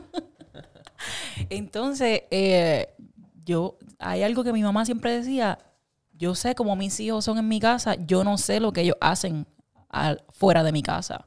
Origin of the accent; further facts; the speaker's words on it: Puerto Rico; creciendo en Puerto Rico